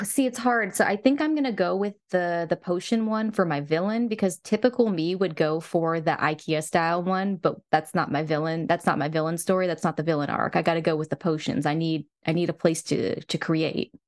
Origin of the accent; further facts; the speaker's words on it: the South, United States; I'm from the South.